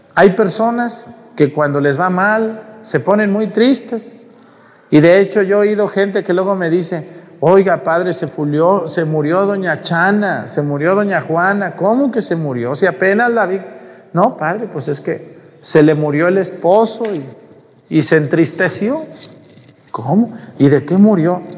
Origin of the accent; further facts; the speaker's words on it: Mexticacán, Jalisco, Mexico; moved away; en mi pueblo, en mesticacán